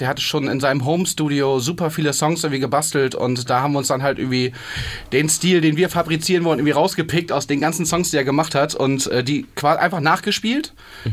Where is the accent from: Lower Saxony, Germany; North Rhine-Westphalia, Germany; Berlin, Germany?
Lower Saxony, Germany; area between Bremen and Hamburg; now in Hamburg, Germany; wir kommen, alle aus der Ecke zwischen Bremen und Hamburg